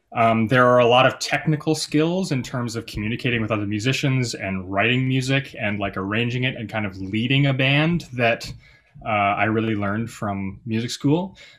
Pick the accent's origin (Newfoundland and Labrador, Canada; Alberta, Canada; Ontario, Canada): Alberta, Canada; Calgary; I moved back to my hometown of Calgary, Alberta